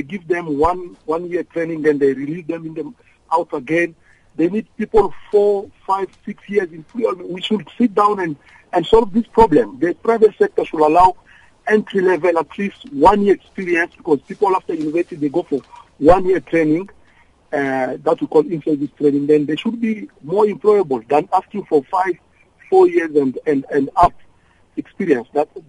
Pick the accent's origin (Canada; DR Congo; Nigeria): DR Congo; now in South Africa; I'm from Congo, DRC.